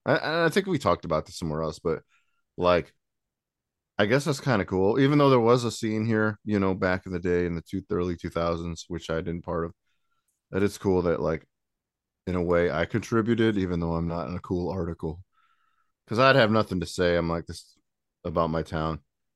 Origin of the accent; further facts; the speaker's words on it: Goshen, United States; I was born and raised in Goshen, still live here.